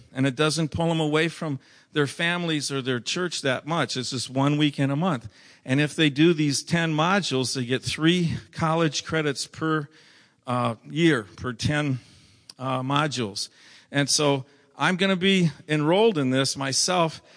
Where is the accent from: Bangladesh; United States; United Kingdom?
United States; Minnesota; moved away; I'm from Minnesota